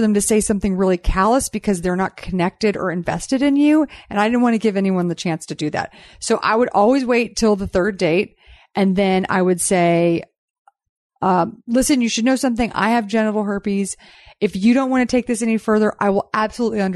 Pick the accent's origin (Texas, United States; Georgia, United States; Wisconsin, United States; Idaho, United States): Texas, United States; Growing up in Texas